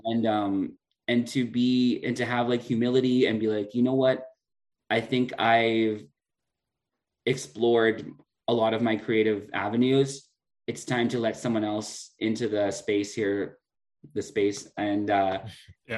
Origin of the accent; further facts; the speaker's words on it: Prince Albert, Saskatchewan, Canada; moved away as an adult; now in La Ronge, Canada; growing up in Prince Albert